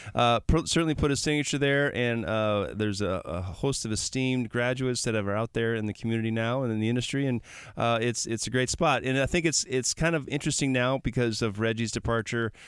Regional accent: Milwaukee, Wisconsin, United States; I'm from Milwaukee

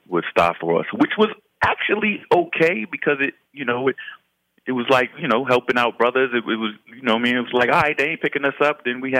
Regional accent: New York City, New York, United States; I grew up in Harlem through mm-hmm. the Koch era, the Dinkins era, mm-hmm. the Giuliani era, mm-hmm. Bloomberg era.

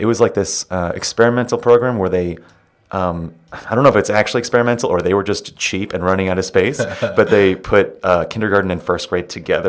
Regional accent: New York City, New York, United States; also born or lived in Manhattan; I was born in Flushing.

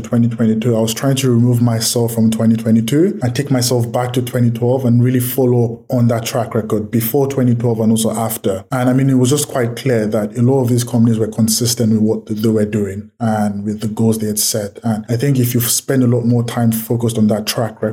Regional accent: Nigeria; I'm from Nigeria

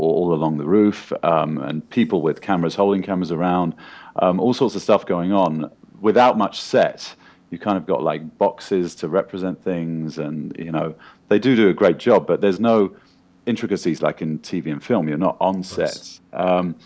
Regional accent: United Kingdom; moved away as an adult; now in Los Angeles, United States; I'm a British actor, but I live in Los Angeles now for the last 5 or 6 years

